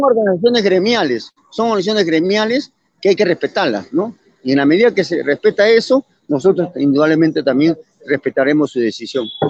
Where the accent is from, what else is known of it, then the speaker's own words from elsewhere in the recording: Arequipa, Peru; Soy del Cono Norte